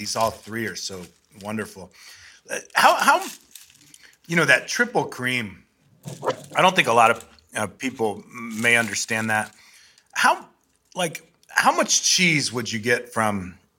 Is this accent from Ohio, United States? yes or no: yes; Ohio, United States; South of Cleveland.